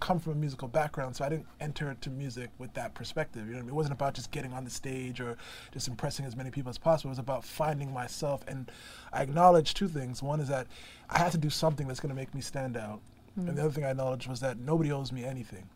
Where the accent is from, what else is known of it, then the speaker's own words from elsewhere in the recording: Brampton, Ontario, Canada; also born or lived in Toronto; born originally Brampton, Ontario, which is about 30 minutes outside of Toronto, which is called the Greater Toronto Area. And that's my home